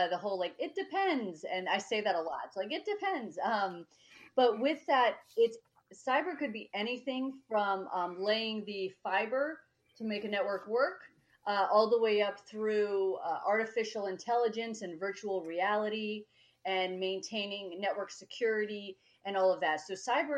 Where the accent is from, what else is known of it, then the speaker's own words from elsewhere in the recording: Colorado, United States; I was born and raised in Colorado